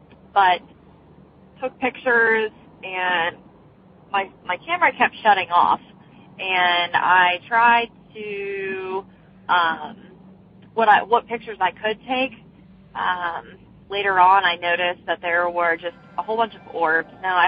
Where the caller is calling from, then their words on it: Beaver, Pennsylvania, United States; I'm calling from Beaver, Pennsylvania